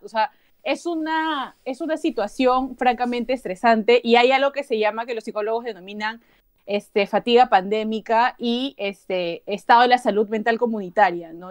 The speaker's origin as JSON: {"language": "Spanish", "country": "Peru", "said": "como periodista, como ciudadana, como peruana"}